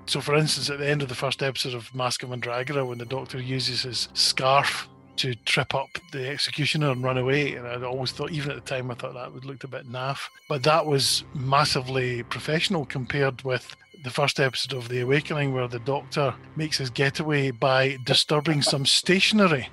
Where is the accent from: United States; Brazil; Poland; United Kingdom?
United Kingdom; Scotland; I'm Scottish